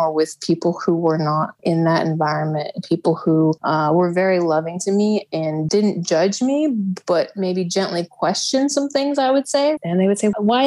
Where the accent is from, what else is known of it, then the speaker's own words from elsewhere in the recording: Midwest, United States; moved away as an adult; also born or lived in Texas; I was raised up in the Midwest, and I left when I turned 18